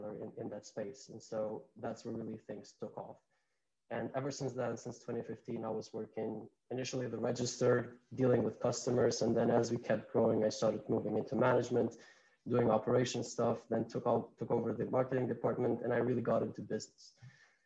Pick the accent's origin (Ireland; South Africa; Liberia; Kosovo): Kosovo; English is a second language; moved away as an adult; also born or lived in North Carolina; So I grew up, born and raised in Kosovo